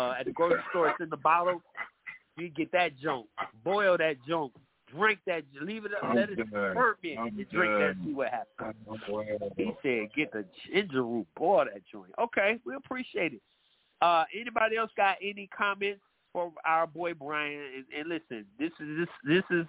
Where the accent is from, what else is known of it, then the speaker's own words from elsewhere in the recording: Atlanta, Georgia, United States; my hometown, Atlanta